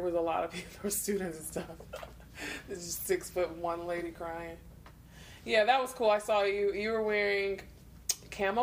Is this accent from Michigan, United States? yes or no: yes; Detroit, Michigan, United States; growing up in Detroit, being all poor